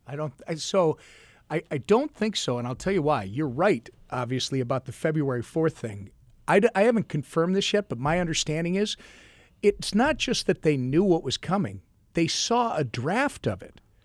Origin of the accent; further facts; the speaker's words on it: Minnesota, United States; I am a Minnesotan